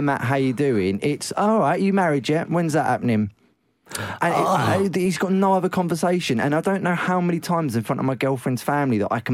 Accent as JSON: {"language": "English", "town": "Southend-on-Sea", "region": "East of England", "country": "United Kingdom", "said": "I'm from Southend-on-Sea, right, in Essex"}